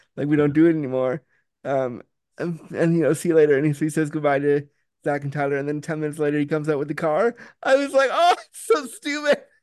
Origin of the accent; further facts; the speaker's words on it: Canada; I'm from Canada